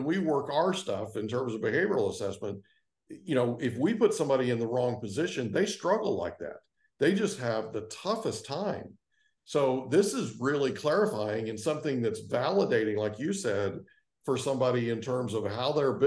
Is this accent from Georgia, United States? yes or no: no; Oklahoma, United States; I grew up in Oklahoma and it was farming